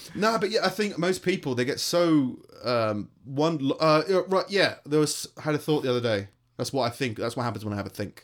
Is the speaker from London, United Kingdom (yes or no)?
yes; London, United Kingdom; accent: London; now in Stoke, United Kingdom